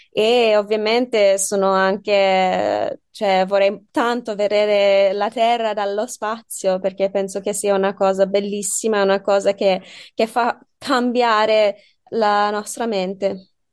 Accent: Australia; Italian is a second language; moved away as an adult; also born or lived in United Kingdom; now in Bologna, Italy; sono australiana, sì, sono anche inglese, però sono cresciuta lì

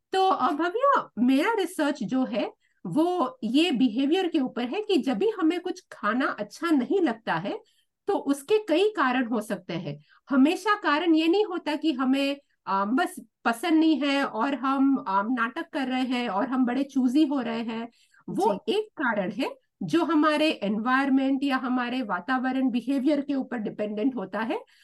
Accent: Mumbai, Maharashtra, India; now in Australia; मैं मुंबई से आती हूँ

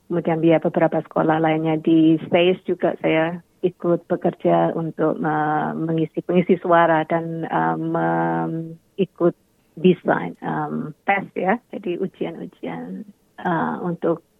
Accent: Indonesia; walaupun saya berasal dari Indonesia, um, Indonesia sangat kaya sekali

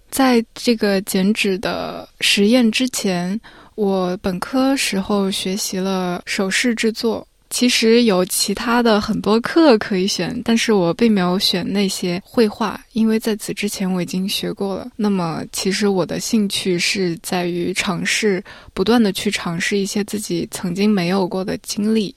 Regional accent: Nanjing, Jiangsu, China; now in Melbourne, Australia; 因为我来自南京

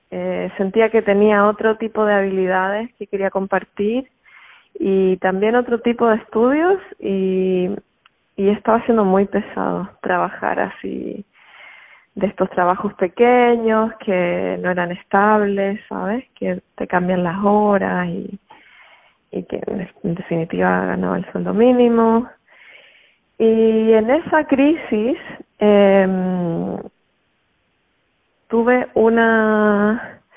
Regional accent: Chile; moved away as an adult; Salí de Chile con la intención de sanarme y de encontrar quién realmente era yo, más allá de mi sociedad, mi cultura, mis padres, mi familia

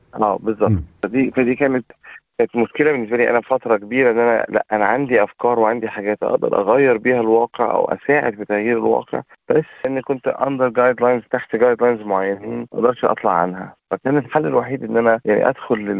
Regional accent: Egypt; also born or lived in Saudi Arabia; now in Australia; انا اصلي من مصر

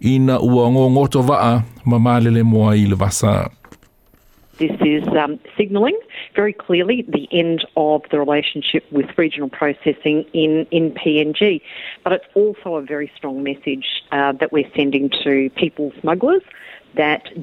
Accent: Sri Lanka; now in Australia; I am from Sri Lanka. I came to Australia seeking asylum and safety. I am a uh, refugee.

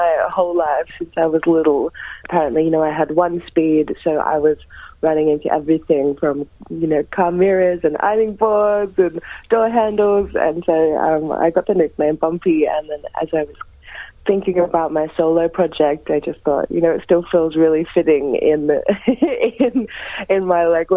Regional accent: Gunaikurnai country, south-east Gippsland, Victoria, Australia; moved away as an adult; now in Melbourne, Australia; I was actually born and raised on Kanai Kanai country down in southeast Gippsland

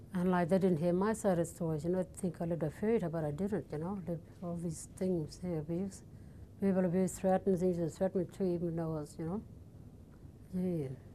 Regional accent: Wyndham, Western Australia, Australia; also born or lived in Perth / Kununurra; I'm from the Kimberley, so I've been down in Perth for the, four years, been away from home

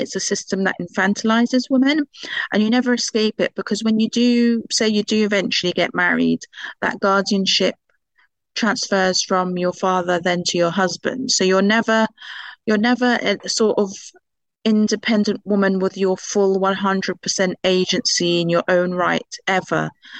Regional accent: United Kingdom; moved away as an adult; now in Qatar; So for some reason, I'm British, so I'm used to walking everywhere. And it's something that I sort of never grew out of, even when I moved to Qatar from the UK.

